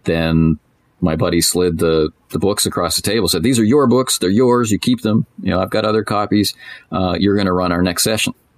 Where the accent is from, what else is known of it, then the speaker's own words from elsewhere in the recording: Canada; I'm Canadian, so I'm sitting in a Tim Hortons